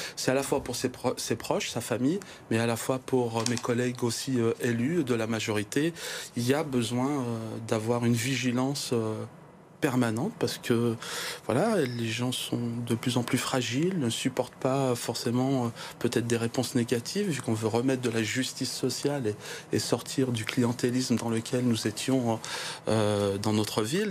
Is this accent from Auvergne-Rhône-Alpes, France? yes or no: yes; Givors, Auvergne-Rhône-Alpes, France; nous sommes des Givordins